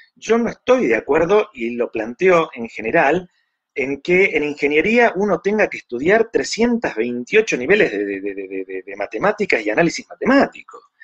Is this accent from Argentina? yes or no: yes; Argentina; also born or lived in Mexico; soy argentino por nacimiento, pero mexicano por adopción